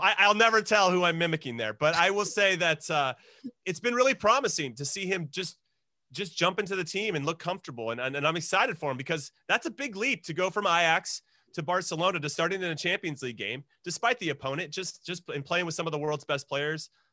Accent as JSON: {"language": "English", "country": "United States", "said": "as an American"}